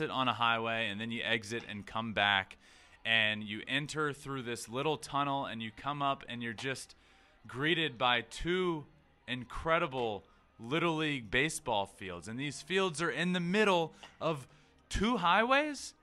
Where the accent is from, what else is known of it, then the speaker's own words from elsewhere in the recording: Goochland, Virginia, United States; my hometown. I'm from a very small town called Goochland, Virginia